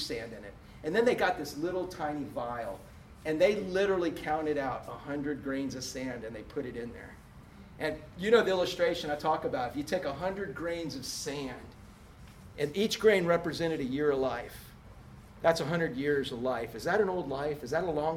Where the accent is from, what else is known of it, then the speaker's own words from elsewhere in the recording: Orlando, Florida, United States; moved away as an adult; growing up in Orlando, watching it go from a cow town to what it is, before we left 15 years ago